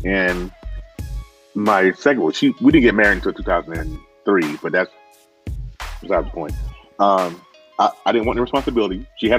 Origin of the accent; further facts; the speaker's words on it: the South, United States; I'm from the South, man.